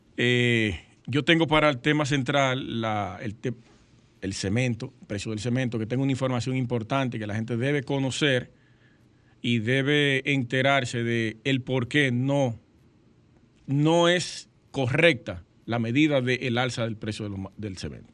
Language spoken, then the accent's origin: Spanish; Sosúa, Puerto Plata, Dominican Republic; Sosúa, yo soy de Sosúa, mi pueblo natal